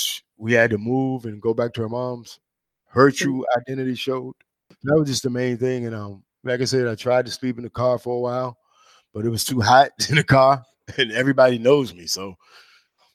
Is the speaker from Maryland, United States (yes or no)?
yes; St. Mary's County, Southern Maryland, United States; moved away as an adult; now in Washington, D.C., United States; I'm born in D.C., but my mom died when I was young. So me and my sister, we were raised in Southern Maryland